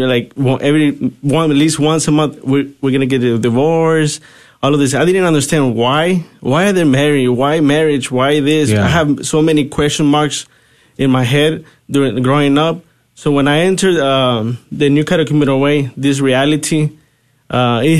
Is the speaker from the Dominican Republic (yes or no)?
no; Mexico; I'm originally from Mexico, and my parents actually listened to this invitation in the church when I was about 12 years old